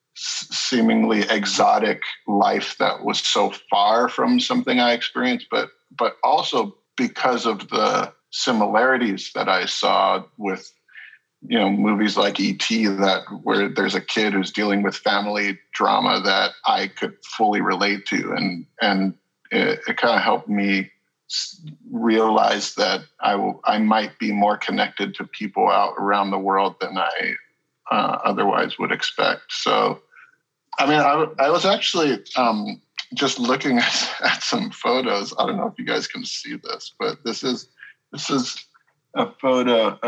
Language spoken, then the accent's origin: English; Haiku, Hawaii, United States; now in Los Angeles, United States; I grew up in Hawaii. I grew up in a small town on Maui called Haiku, which is out in the country.